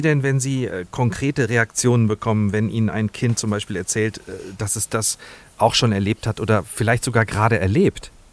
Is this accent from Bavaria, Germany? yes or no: no; Hesse, Germany; bei uns in Hessen